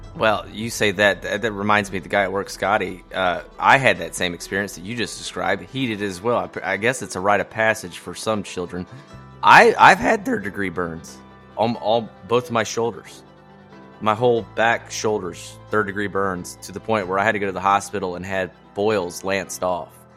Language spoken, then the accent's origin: English; Atlanta, Georgia, United States; I grew up in Atlanta my whole life, but I spent practically every summer in western North Carolina with my grandparents up around Murphy